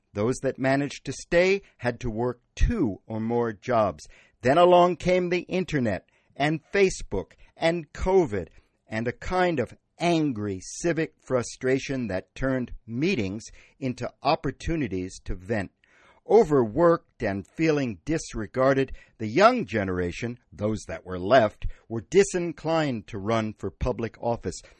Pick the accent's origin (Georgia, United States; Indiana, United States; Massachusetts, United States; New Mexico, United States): Massachusetts, United States; Wellfleet; My hometown of Wellfleet